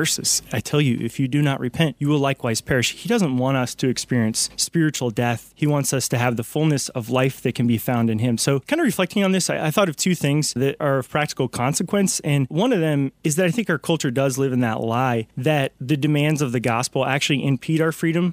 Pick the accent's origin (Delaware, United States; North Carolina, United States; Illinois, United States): North Carolina, United States; I am from North Carolina, so I hail from the Diocese of Raleigh